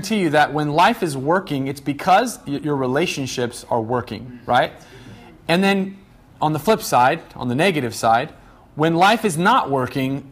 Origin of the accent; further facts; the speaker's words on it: Medford, Oregon, United States; I grew up in Medford